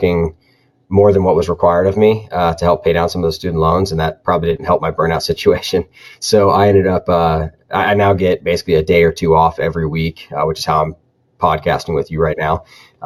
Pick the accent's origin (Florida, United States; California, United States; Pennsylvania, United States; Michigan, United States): Florida, United States; moved away as an adult; also born or lived in South Carolina / North Carolina; I'm originally from Florida